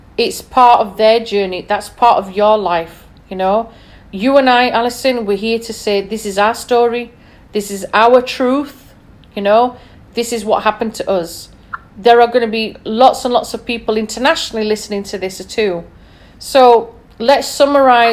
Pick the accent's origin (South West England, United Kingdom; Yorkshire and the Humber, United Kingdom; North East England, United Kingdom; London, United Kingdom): Yorkshire and the Humber, United Kingdom; being a Yorkshire lass